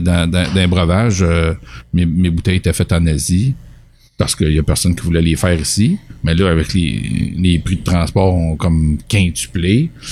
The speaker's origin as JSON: {"language": "French", "town": "Richmond", "region": "Quebec", "country": "Canada", "tie": "born or raised there", "said": "suis natif de Richemont. Je suis parti, je suis revenu."}